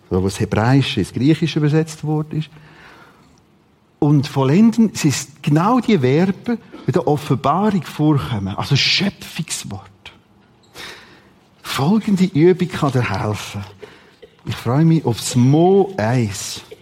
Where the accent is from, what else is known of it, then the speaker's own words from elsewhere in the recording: Rothrist, Aargau, Switzerland; Ich bin aufgewachsen in Rotrist. Bis zum sechsten Schuljahr.